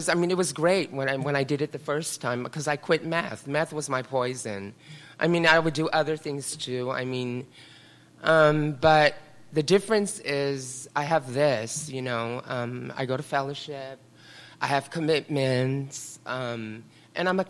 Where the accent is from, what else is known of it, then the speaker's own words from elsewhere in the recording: San Francisco, California, United States; also born or lived in Carmel; I grew up in the Richmond district here in San Francisco.